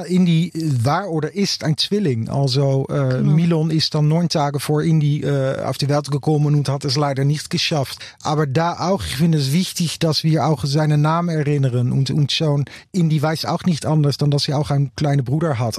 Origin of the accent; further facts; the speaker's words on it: Utrecht, Netherlands; German is a second language; in Utrecht, meine Heimatstadt